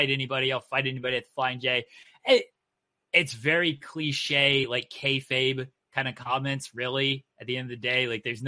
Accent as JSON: {"language": "English", "region": "Ohio", "country": "United States", "said": "I'm from Ohio."}